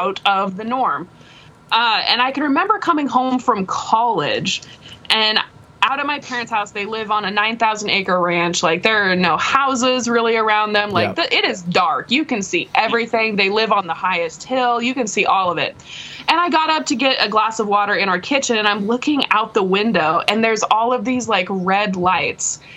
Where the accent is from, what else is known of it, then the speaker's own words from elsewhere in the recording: Nebraska, United States; I'm from Nebraska